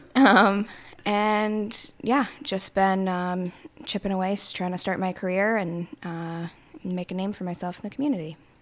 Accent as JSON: {"language": "English", "town": "Plattsburgh", "region": "New York", "country": "United States", "tie": "born or raised there", "also_born_or_lived": "Syracuse, New York"}